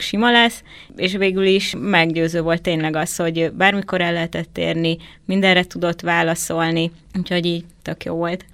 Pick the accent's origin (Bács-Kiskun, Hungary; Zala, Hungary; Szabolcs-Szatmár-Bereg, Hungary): Zala, Hungary; Zalaegerszeg; én Zalaegerszegi vagyok